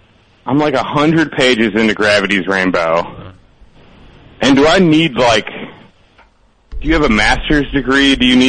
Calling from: Chicago, Illinois, United States; I'm calling from Chicago.

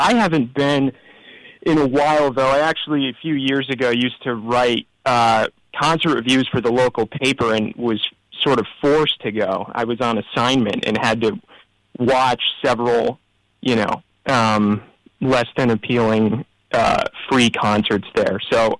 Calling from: Syracuse, New York, United States; I am calling from a sleepy western suburb of Syracuse, New York.

